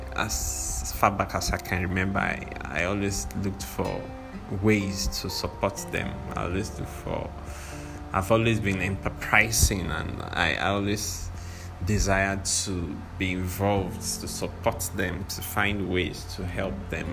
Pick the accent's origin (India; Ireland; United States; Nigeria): Nigeria; I'm a Nigerian